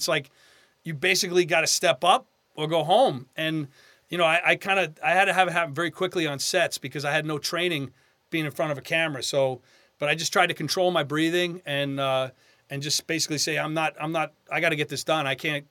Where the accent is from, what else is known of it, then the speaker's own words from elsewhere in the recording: Long Island, New York, United States; You know, I'm from Long Island.